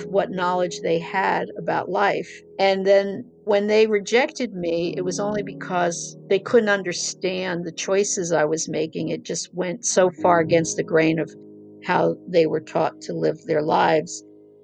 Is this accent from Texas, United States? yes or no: no; New Jersey, United States; moved away; also born or lived in San Francisco; Growing up in New Jersey and coming from that family that rejected me